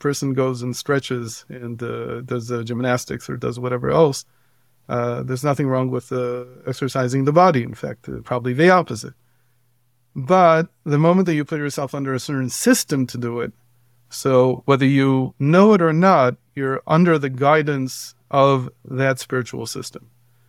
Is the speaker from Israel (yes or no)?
yes; Israel; also born or lived in Cleveland, United States / Baltimore, United States; I come from a Orthodox family for many generations. I grew up in Israel mostly, and then in the United States, in Cleveland and Baltimore. And when I came back in my early 20s to Israel